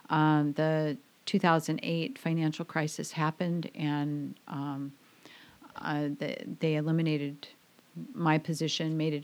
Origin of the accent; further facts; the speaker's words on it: Glendale, Arizona, United States; moved away as an adult; also born or lived in Kirkland, Washington; now in Camano Island, United States; Oh, I grew up in Phoenix, Glendale, Arizona, actually, in the Phoenix area. And I went to high school there and worked my way through my adult years.